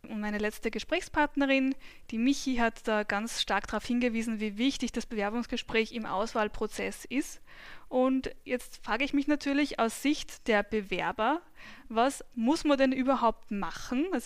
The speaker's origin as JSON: {"language": "German", "town": "Albendorf", "region": "Upper Austria", "country": "Austria", "tie": "born or raised there", "said": "Mein Alter ist 27. Ich bin geboren und aufgewachsen in in Albendorf im schönen Müllviertel."}